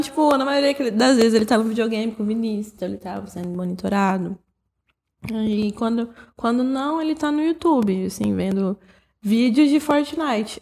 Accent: Brazil; A gente é brasileiro

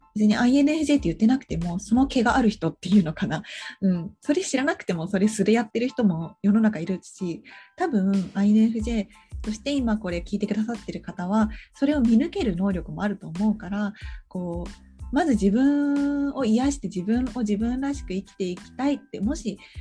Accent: Japan; also born or lived in abroad (unspecified country); 海外に幼少期住んでたことがあったから日本に来た時にね小学校2年生だった

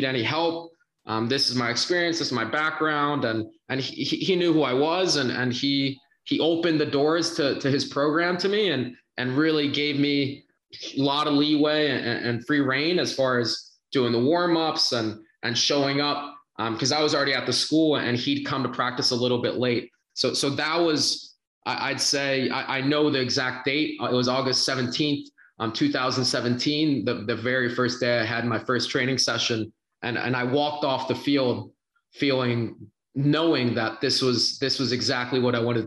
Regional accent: Gettysburg, Pennsylvania, United States; first language Spanish; English is a second language; also born or lived in Mexico City; now in New Jersey, United States; I grew up, born and raised in a small town, Gettysburg, Pennsylvania

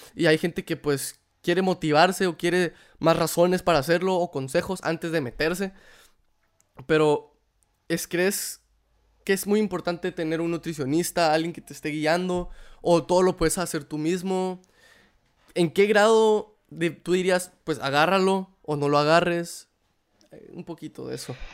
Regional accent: Guatemala; moved away; como cualquier guatemalteco

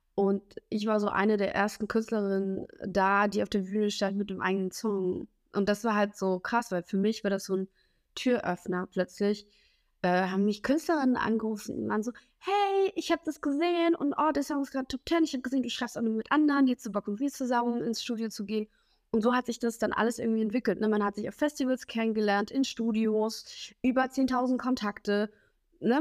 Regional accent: Smila, Cherkasy Oblast, Ukraine; now in Germany; weil ich da aufgewachsen bin in Smela, äh, so circa zweieinhalb, drei Stunden von Kiew weg

